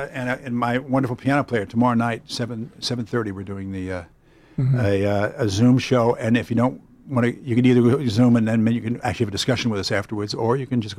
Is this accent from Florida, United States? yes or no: no; New York City, New York, United States; we grew up in Brooklyn Heights.